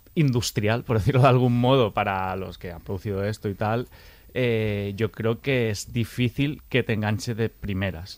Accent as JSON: {"language": "Spanish", "town": "Valencia", "region": "Valencian Community", "country": "Spain", "said": "como valenciano"}